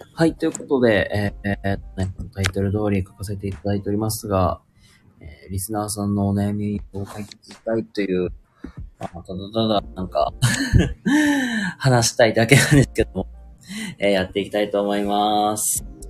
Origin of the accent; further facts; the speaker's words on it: Kansai, Japan; accent: Kansai dialect; now in Hyogo, Japan; 僕まあ一応関西人なんで、結構関西弁で、まあ話してる。